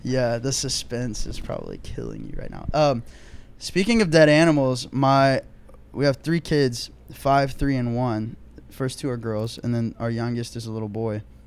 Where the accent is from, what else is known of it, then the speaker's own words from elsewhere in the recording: Oklahoma, United States; moved away; also born or lived in Texas; I'm from Oklahoma, and until I, until I married into my wife's family, like, the most culture I had was we just shoot things and deep fry them